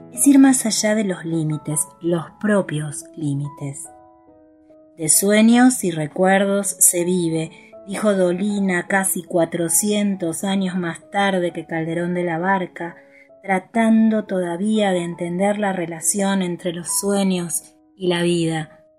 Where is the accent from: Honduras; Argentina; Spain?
Argentina; Buenos Aires; moved away as an adult; now in San Martín de los Andes, Argentina; Nací en Buenos Aires en los años 70 pero vivo en la Patagonia hace casi 20 años.